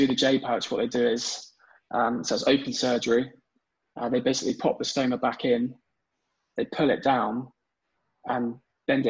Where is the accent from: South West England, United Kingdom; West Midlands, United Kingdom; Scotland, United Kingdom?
South West England, United Kingdom; Devon; my hometown in Devon